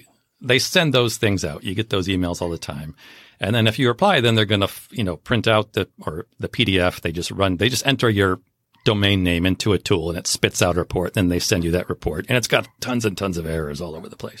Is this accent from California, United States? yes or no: yes; Southern California, United States; I grew up in Southern California.